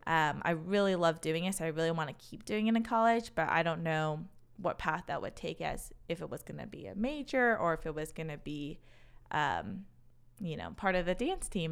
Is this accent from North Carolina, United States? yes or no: no; Racine, Wisconsin, United States; accent: Wisconsin; also born or lived in Chicago; I grew up in a city called Racine, so right in between Milwaukee and Chicago